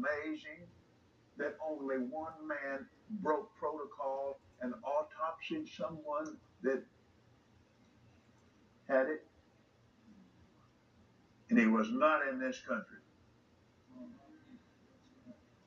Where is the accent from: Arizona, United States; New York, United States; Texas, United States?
Texas, United States; Fort Worth; born or raised there; also born or lived in Tulsa